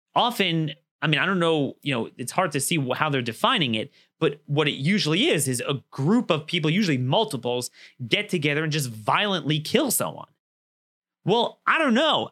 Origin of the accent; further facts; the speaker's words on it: Maryland, United States; my home state in Frederick, Maryland